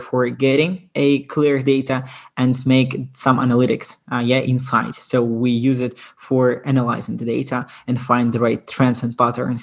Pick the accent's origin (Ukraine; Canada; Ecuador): Ukraine; I'm originally from Ukraine.